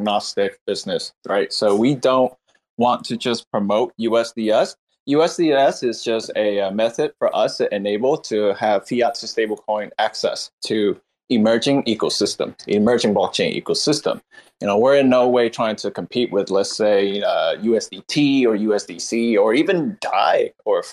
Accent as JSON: {"language": "English", "country": "Vietnam", "tie": "born or raised there", "moved": "yes", "lives_now": "Seattle, United States", "said": "Vietnam, my home country"}